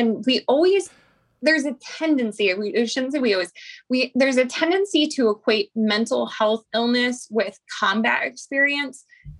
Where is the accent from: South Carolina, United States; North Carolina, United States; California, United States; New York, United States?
North Carolina, United States; Fort Bragg; born there; I am from a family with a long lineage of veterans. And so, you know, I'm an Army brat. I was born in Fort Bragg.